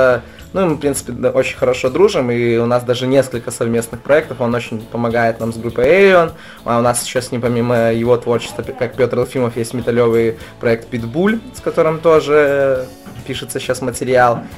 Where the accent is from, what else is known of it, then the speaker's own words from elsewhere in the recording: Babruysk, Mogilev Region, Belarus; мы приехали специально из Бобруйска, ну, как мой родной город, в Минск